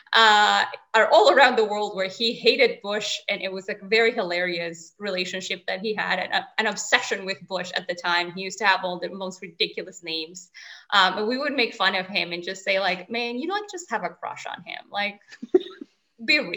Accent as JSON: {"language": "English", "country": "Venezuela", "tie": "born or raised there", "first_language": "Spanish", "second_language": "English", "moved": "yes", "lives_now": "Switzerland", "said": "I'm from Venezuela, a country north of South America, right on the Caribbean"}